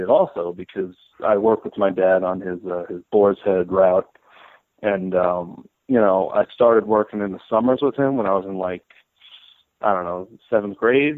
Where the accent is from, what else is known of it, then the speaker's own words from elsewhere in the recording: Massapequa, New York, United States; also born or lived in Queens, New York; I'm from Massapequa, New York. I was born in Queens, though.